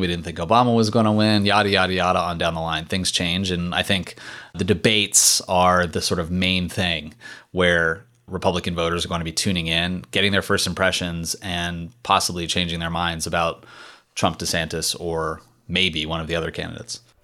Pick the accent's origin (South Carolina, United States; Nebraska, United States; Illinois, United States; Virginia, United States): Virginia, United States; Richmond; I'm from Richmond. Like, I follow Virginia politics really closely.